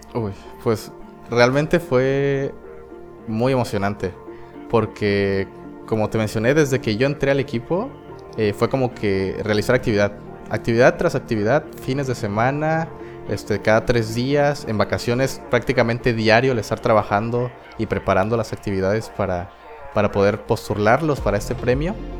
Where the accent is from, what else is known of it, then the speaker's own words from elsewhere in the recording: El Espinal, Oaxaca, Mexico; yo soy del Espinal, es un pueblo en la región del Istmo de Tehuantepec, en Oaxaca.